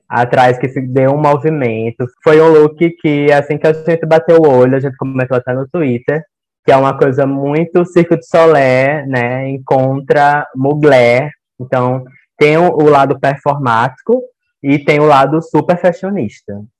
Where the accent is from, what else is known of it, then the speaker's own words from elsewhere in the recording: Campo Grande, Mato Grosso do Sul, Brazil; eu sou de Campo Grande, no Mato Grosso do Sul